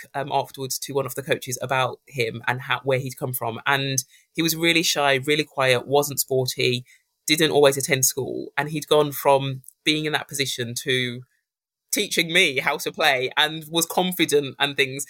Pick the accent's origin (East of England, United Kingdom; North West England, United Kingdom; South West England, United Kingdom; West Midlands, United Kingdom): West Midlands, United Kingdom; Birmingham; born or raised there